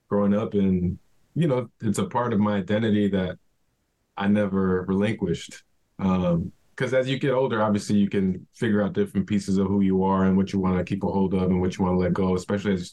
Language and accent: English; Chicago, Illinois, United States; growing up in Chicago